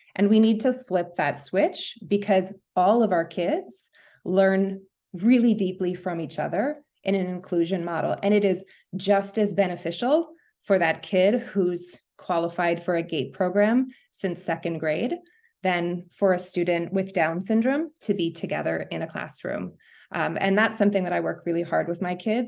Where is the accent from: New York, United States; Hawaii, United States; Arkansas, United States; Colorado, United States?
New York, United States; New York City; moved away as an adult; now in Los Angeles, United States; I'm a New Yorker